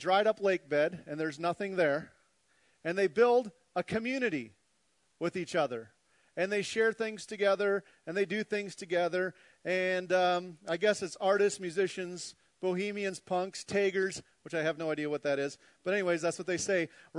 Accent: Minnesota, United States; Being 100% Norwegian from Viking blood and growing up in Minnesota, it was a pretty depressing week for me.

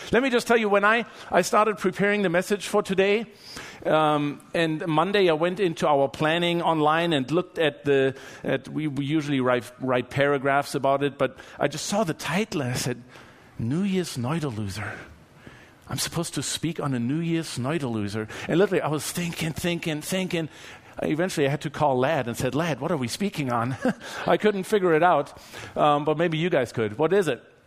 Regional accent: Germany; moved away; I'm from Germany.

